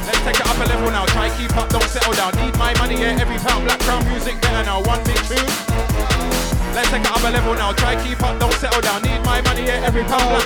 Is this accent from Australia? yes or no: no; Spanish Town, Saint Catherine, Jamaica; because I'm from Spanish town, you can't go there.